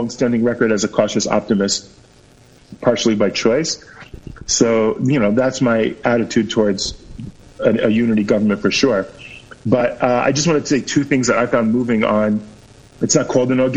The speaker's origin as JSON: {"language": "English", "country": "United States", "moved": "as an adult", "lives_now": "Israel", "said": "I'm an ole from America. I'm very used to American politicians"}